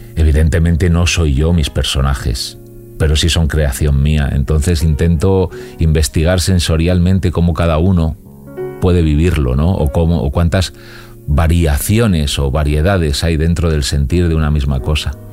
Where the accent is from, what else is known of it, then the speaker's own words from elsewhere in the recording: Alcorcón, Community of Madrid, Spain; also born or lived in Carabanchel, Madrid; now in Madrid, Spain; Yo, yo soy de Alcorcón